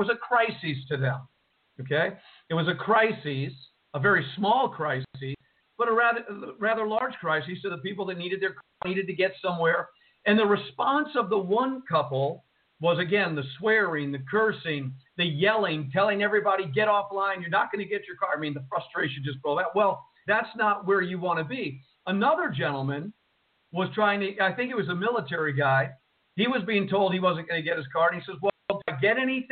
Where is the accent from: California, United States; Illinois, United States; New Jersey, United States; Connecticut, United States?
New Jersey, United States; Jersey City; moved away; from Jersey City, New Jersey, the home where I was born and raised